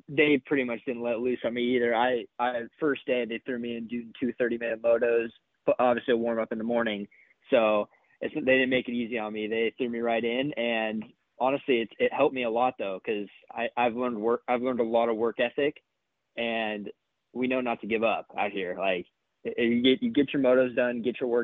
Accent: California, United States; moved away as an adult; also born or lived in Florida; coming from Cali

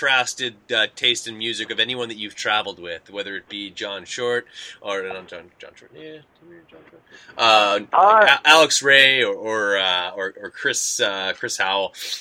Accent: Canada; we're from Canada.

